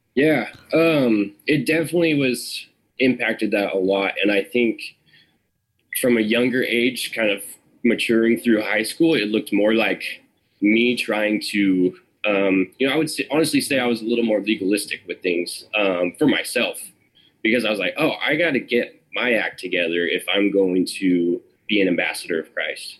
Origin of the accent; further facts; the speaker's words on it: Sacramento, California, United States; also born or lived in Arnold, California; I grew up in Sacramento for the first ten years of my life